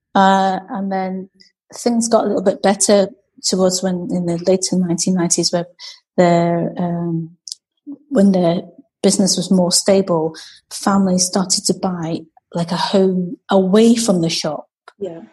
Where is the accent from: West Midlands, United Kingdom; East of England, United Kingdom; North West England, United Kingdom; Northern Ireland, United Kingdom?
North West England, United Kingdom; Macclesfield; moved away as an adult; now in Edinburgh, United Kingdom; I grew up uh, in Macclesfield, in Cheshire